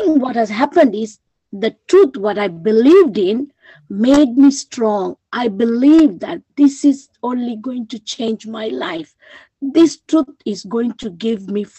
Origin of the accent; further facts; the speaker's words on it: Sri Lanka; moved away; I'm originally from Sri Lanka.